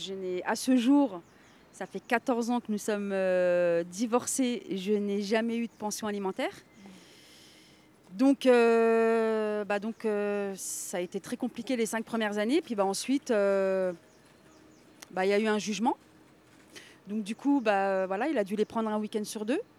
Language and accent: French; Villejuif, Île-de-France, France; comme mon ami Elie, je, je viens aussi de Villejuif.